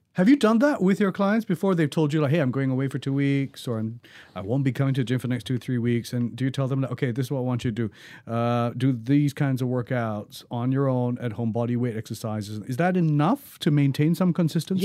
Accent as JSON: {"language": "English", "country": "Singapore", "said": "we're Singaporean"}